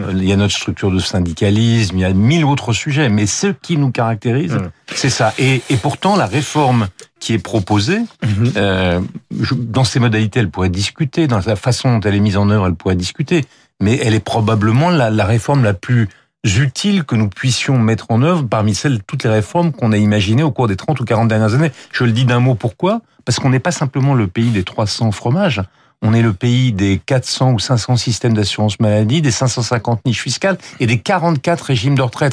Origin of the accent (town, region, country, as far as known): France